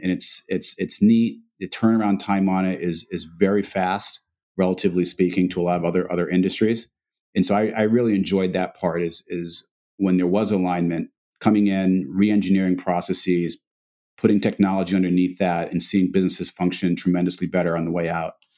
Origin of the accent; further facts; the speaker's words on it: Massachusetts, United States; we grew up, I have an older brother, myself, and, and my parents. We were, um, uh, African-American. Um, small town in Massachusetts